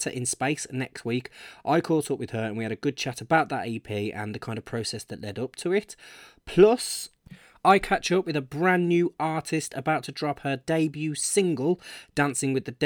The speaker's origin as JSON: {"language": "English", "town": "Birmingham", "region": "West Midlands", "country": "United Kingdom", "tie": "born or raised there", "said": "it's my hometown Birmingham"}